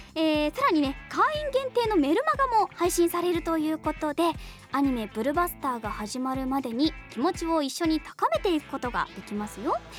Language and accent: Japanese; Kitakyushu, Fukuoka, Japan; 私が生まれ育った北九州市